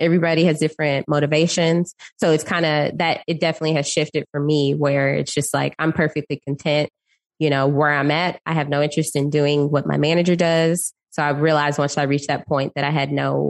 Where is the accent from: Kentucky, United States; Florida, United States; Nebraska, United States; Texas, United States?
Texas, United States; Dallas; also born or lived in Austin; now in Houston, United States; I'm originally from Dallas. So born and raised in Dallas